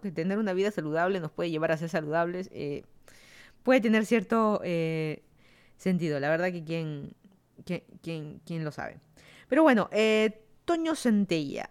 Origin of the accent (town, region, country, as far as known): Lima, Peru; moved away as an adult; also born or lived in Miami, United States; now in Fairfax County, Virginia, United States